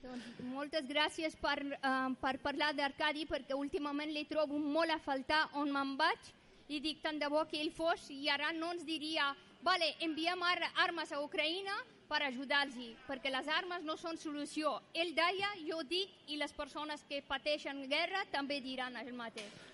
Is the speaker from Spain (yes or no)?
no; Afghanistan; moved away; jo sóc d'Afganistan